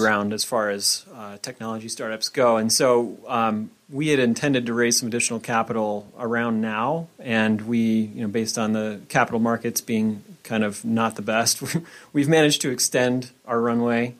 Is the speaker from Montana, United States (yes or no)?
yes; Bitterroot Valley, Montana, United States; I'm actually from Montana. Yeah, I, I grew up in the Bitterroot Valley